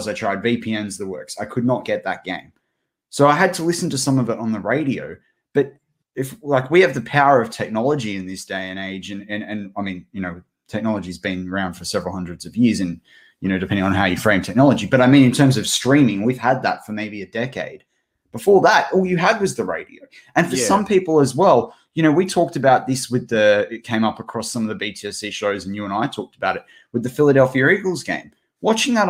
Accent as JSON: {"language": "English", "country": "Australia", "said": "we're two Aussie mates, we're two Aussie larrikins"}